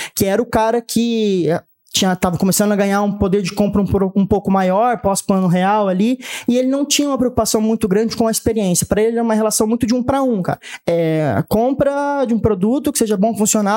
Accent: Catanduva, São Paulo, Brazil; moved away as an adult; also born or lived in Ribeirão Preto; now in Franca, Brazil; Sou natural de Ribeirão Preto, mas cresci e morei grande parte da minha vida em Catanduva

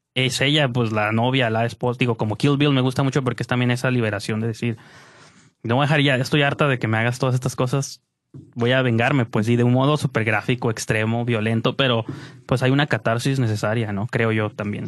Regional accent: Mexico; como mexicano

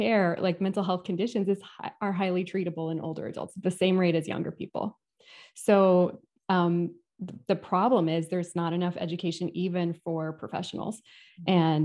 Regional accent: California, United States; moved away as an adult; now in Atlanta, United States; I moved to Atlanta from California, which is where I grew up and where I went to grad school and did all my education

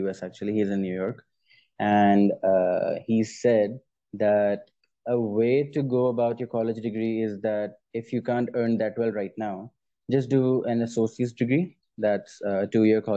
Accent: Pakistan; I'm as a Pakistani

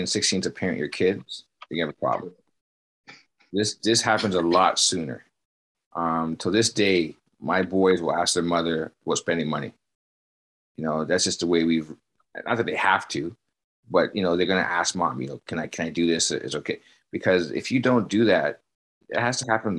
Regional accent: Canada; as a Canadian

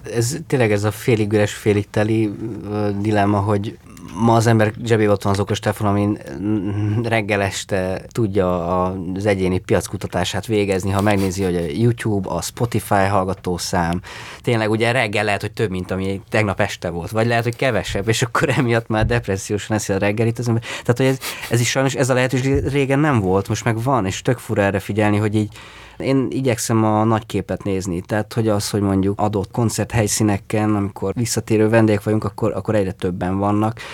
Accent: Székesfehérvár, Fejér, Hungary; Azt tudom, hogy Fehérváron ez már nincs. Tehát nincs az, amiben mi felnőttünk.

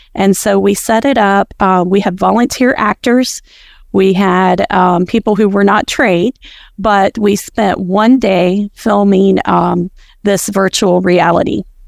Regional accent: rural Appalachia, United States; my rural Appalachia hometown area where I grew up and where I, um, work

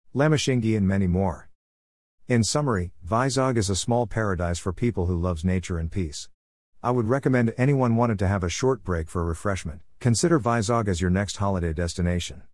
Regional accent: Malaysia; moved away as an adult; now in Visakhapatnam, India; As a Malaysian, I have shifted to Vizag after marrying my Indian husband

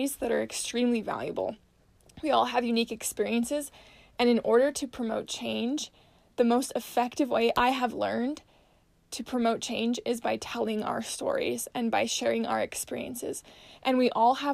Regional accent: Salt Lake City, Utah, United States; I was born and raised in Salt Lake City, Utah.

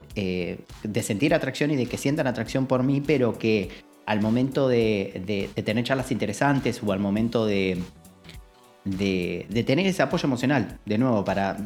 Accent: Argentina; como en Argentina, muchas veces, digo, lo mamamos por TV y lo mamamos en casa

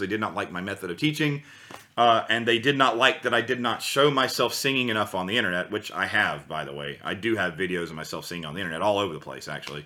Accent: United States; moved away as an adult; now in Germany; I was from the USA originally, and I've lived there my whole life, and I just recently moved to Europe about five months ago

